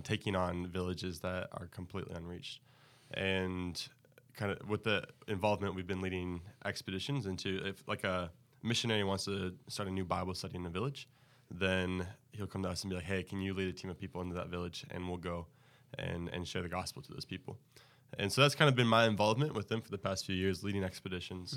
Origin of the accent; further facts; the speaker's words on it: Texas, United States; moved away as an adult; now in West Michigan, United States; I'm from Texas